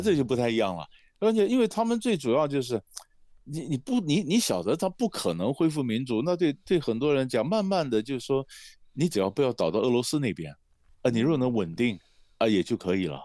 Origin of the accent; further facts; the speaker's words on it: Taiwan; 我们台湾人对非洲关心的好像比较少